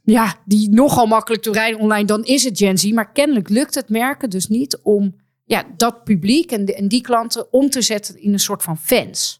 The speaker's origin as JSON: {"language": "Dutch", "town": "Amsterdam", "region": "North Holland", "country": "Netherlands", "said": "als Amsterdammer"}